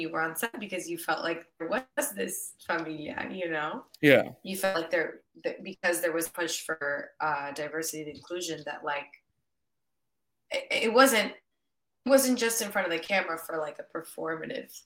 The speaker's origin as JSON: {"language": "English", "town": "San Diego", "region": "California", "country": "United States", "tie": "born or raised there", "also_born_or_lived": "Mexico City", "first_language": "Spanish", "moved": "yes", "lives_now": "Los Angeles, United States", "said": "I was born and raised in San Diego, California, but my parents are both from Mexico City"}